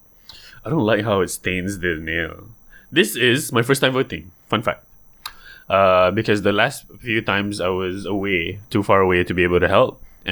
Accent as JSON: {"language": "English", "region": "Johor", "country": "Malaysia", "said": "I can say this because I'm from Johor."}